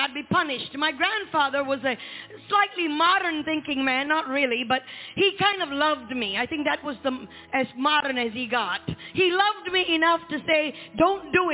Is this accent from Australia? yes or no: no; Malaysia; where I was born in Malaysia